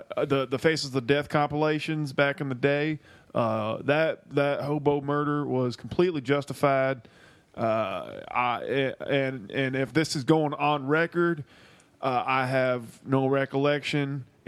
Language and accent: English; Montreal, Quebec, Canada; now in Florida, United States; growing up in Montreal